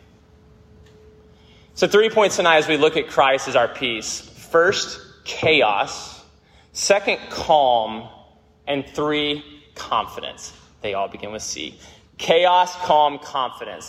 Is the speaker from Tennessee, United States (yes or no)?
yes; Memphis, Tennessee, United States; I grew up in Memphis, Tennessee